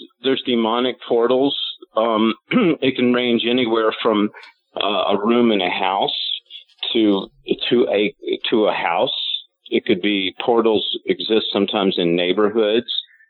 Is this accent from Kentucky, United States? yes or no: yes; Louisville, Kentucky, United States; born there; And I was born in Louisville, and that's the reason that I kind of understand it.